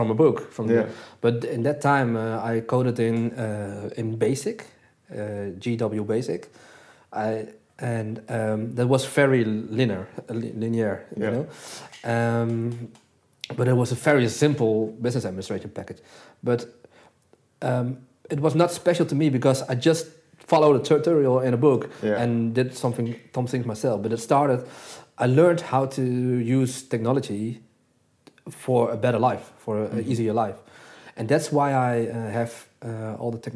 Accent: Netherlands; born or raised there; also born or lived in Jakarta, Indonesia

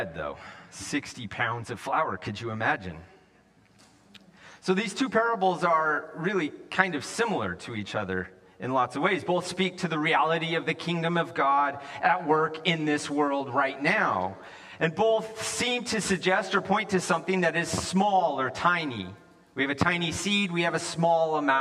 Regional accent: the West, United States; moved away as an adult; also born or lived in California; I grew up in the West

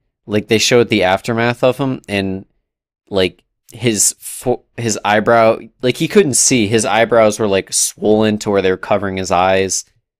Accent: New England, United States; I don't think anybody could have ever hated Big Poppy, especially for us growing up in New England.

